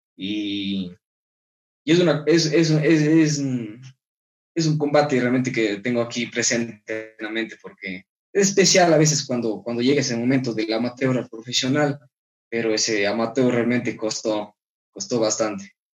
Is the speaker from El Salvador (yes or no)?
no; Ecuador; como compatriota y como ecuatoriano